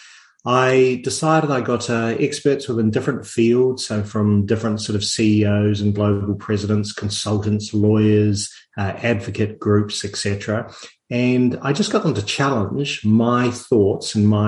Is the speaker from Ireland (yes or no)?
no; New Zealand; moved away; I'm actually a New Zealander